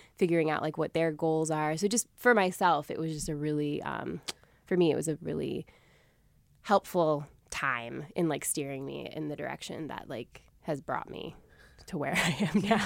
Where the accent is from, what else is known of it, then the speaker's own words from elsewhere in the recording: Springfield, Massachusetts, United States; the community music school in my hometown of Springfield, Massachusetts